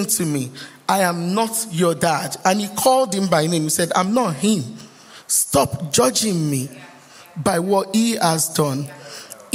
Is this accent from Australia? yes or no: no; Lagos, Nigeria; also born or lived in Ondo State, Nigeria; now in Bolton, United Kingdom; By the way, I'm from Nigeria, just in case you don't know. We do states, and I'm from Ondo states